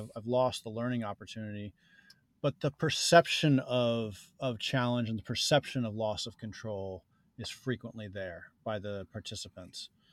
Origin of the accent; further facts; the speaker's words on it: New Jersey, United States; I grew up in New Jersey